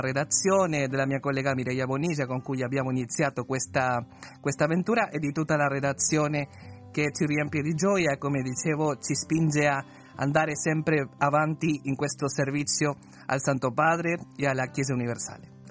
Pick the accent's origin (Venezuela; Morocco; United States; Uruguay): Uruguay; moved away; io sono l'eccezione come uruguaiano